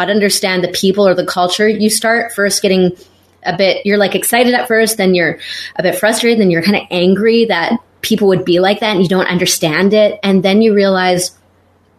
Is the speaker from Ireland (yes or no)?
no; Canada; moved away as an adult; also born or lived in Israel / Eastern Europe; now in Germany; I'm originally from Canada. I've been living the last 13, 14 years in Europe